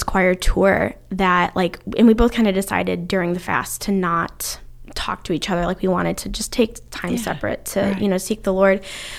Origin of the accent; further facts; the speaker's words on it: Ohio, United States; accent: northern accent; also born or lived in North Carolina; now in United Kingdom; So, yeah we originally from Ohio, kind of secondarily from North Carolina. My accent, my family always tells me that I kind of developed that southern twang a little bit.